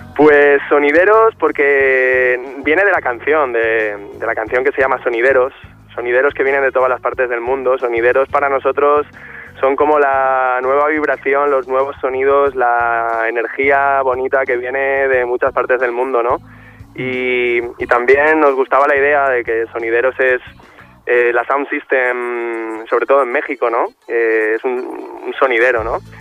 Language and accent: Spanish; Valencian Community, Spain; venimos desde Valencia